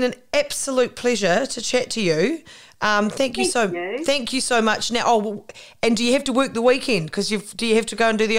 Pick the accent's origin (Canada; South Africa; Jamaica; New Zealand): New Zealand; South Island; growing up in the South Island, those are the kind of places that you can drive through 100 times so you feel like you know them.